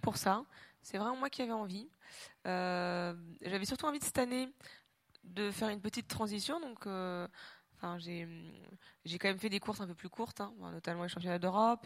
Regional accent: Normandy, France; moved away as an adult; also born or lived in Réunion; je suis normande, effectivement, et que finalement, euh, j'ai vécu 25 ans de ma vie en Normandie

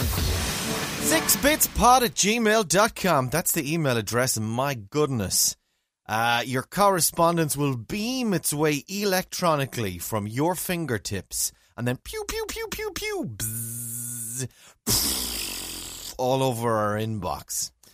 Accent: County Mayo, Connacht, Ireland; I'm from Mayo.

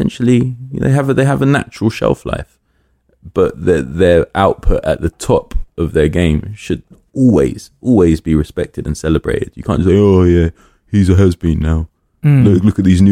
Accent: London, United Kingdom; I grew up in Willesden

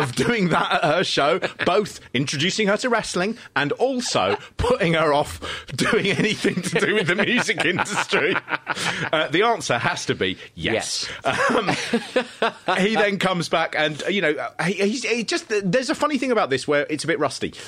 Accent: Harrow, London, United Kingdom; I come from Harrow

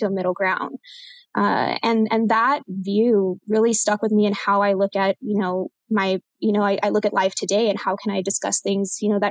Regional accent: San Diego, Texas, United States; also born or lived in El Paso, Texas / Edinburg, Texas / Corpus Christi, Texas / Houston, Texas; now in San Antonio, United States; a majority of my upbringing and my childhood is from a small town in South Texas called San Diego, Texas. So that's where I was born and was raised

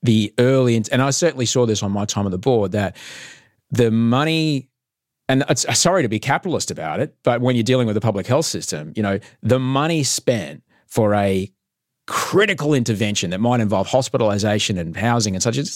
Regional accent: Queensland, Australia; I grew up in Queensland.

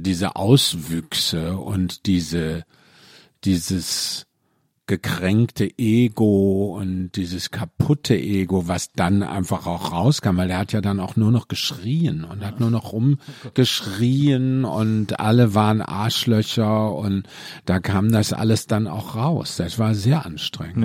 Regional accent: Mülheim an der Ruhr, North Rhine-Westphalia, Germany; moved away; also born or lived in Cologne; bin aus dem Ruhrpott, also aus München. Müller am Ruhr

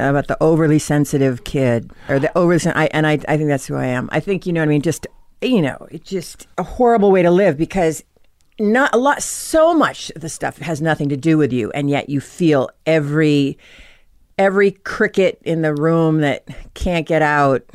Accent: Norwell, Massachusetts, United States; Norwell, Massachusetts

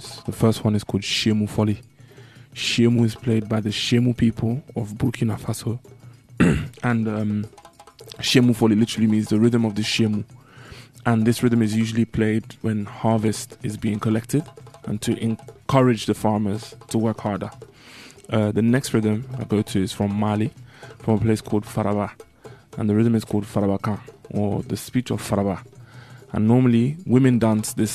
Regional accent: London, United Kingdom; growing up in Northwest London

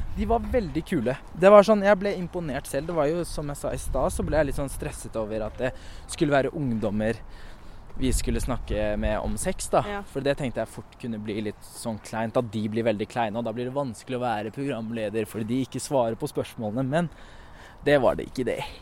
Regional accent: Oslo, Norway; Jeg vokste opp på Mortensrud

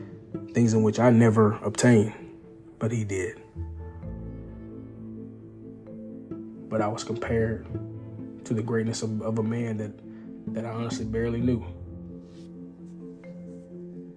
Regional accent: East Texas, United States; I'm from East Texas, so I'm raised as a country boy

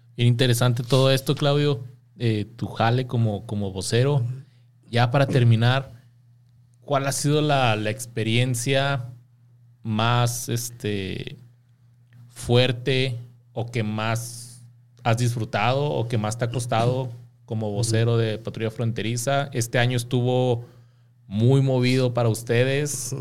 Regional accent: Mexico; nosotros como mexicanos crecimos con que la migra son los malos

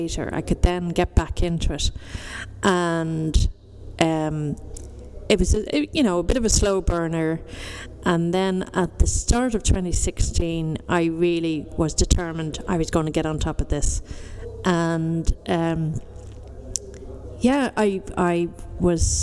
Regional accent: Dublin, Leinster, Ireland; I'm from Dundrum in the foothills of South Dublin

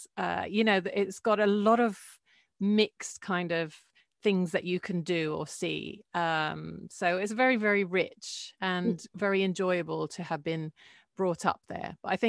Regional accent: Jordan; It was really, really nice because there's a real sense of community. It's a very small country, so you feel that everyone knows everyone.

